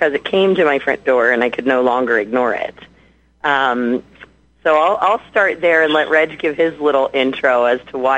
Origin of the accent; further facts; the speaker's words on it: Pennsylvania, United States; I am a mom of five, and I hail from Pennsylvania.